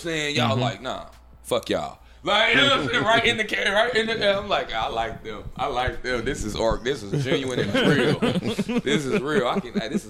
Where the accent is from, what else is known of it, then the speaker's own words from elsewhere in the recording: Chicago, Illinois, United States; I'm from Chicago.